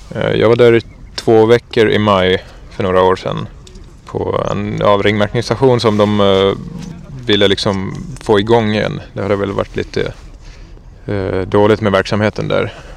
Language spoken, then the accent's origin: Swedish; Southern Finland, Finland; moved away as an adult; now in Gotland, Sweden; Jag kommer från södra Finland